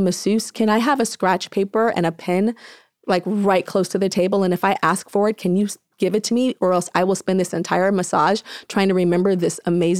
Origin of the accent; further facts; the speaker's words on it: Inglewood, California, United States; I'm from Inglewood and LA, black girl. And so naturally my accent came out